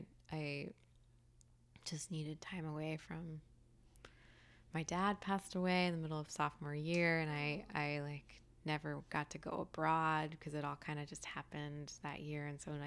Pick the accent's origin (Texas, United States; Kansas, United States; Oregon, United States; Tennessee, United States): Tennessee, United States; Sewanee; Tennessee. {S6} Okay. {S8} Yeah, a little college town called Suwanee.